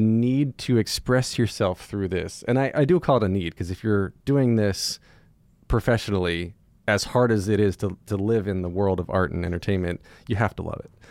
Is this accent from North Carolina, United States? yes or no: yes; North Carolina, United States; moved away; I grew up in North Carolina